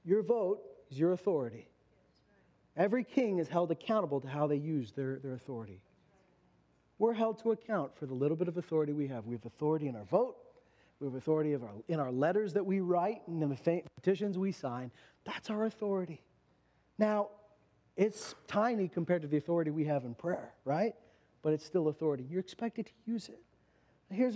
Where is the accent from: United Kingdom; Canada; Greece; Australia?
Canada; we're Canadians